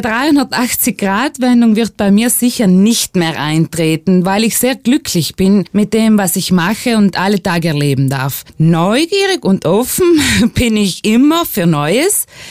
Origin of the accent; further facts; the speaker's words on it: Italy; bei uns in Italien